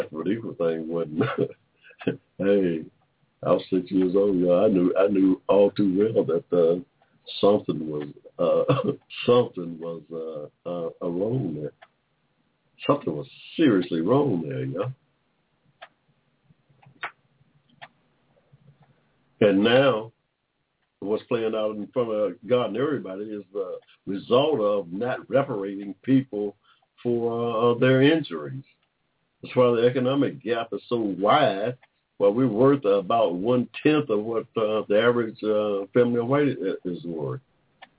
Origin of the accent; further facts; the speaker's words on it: McDonough, Georgia, United States; I was born here in Georgia in 1945